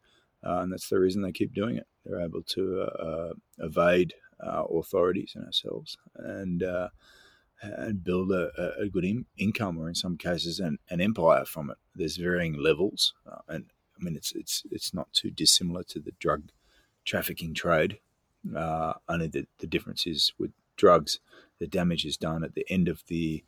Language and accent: English; Mornington, Victoria, Australia; moved away; Mornington boy